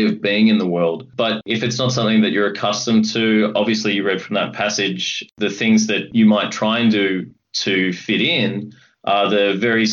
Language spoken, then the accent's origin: English; Coburg, Victoria, Australia; I grew up in Coburg, like the character, and I did cross the river and attended school at St. Kevin's College in Toorak